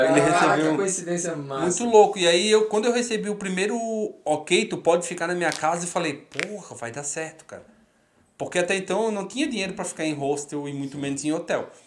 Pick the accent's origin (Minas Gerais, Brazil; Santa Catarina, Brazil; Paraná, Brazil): Santa Catarina, Brazil; Florianópolis; also born or lived in Rio Grande do Sul / Curitiba / São Paulo; eu sou de Floripa, eu morei no, Rio Grande, no